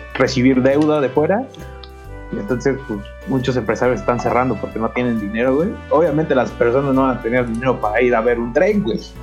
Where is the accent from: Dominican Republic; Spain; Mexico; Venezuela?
Mexico; el mexicano también somos muy ojete con el mexicano